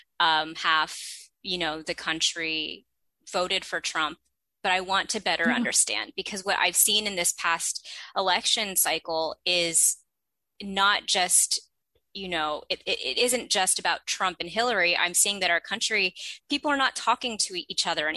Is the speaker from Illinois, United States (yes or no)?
no; Bay Area, California, United States; I'm originally from the Bay Area, so I was not too far from my family and friends from growing up